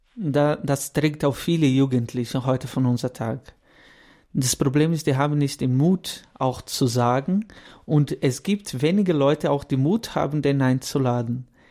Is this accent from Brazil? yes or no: yes; Guaratinguetá, São Paulo, Brazil; German is a second language; moved away as an adult; now in Kaufbeuren, Germany; Ich bin Brasilianer, deswegen mein Deutsch vielleicht nicht so gut bin 32 Jahre alt, komme aus, ähm, aus Guaratinguetá, São Paulo und lebe seit zehn Jahren in Deutschland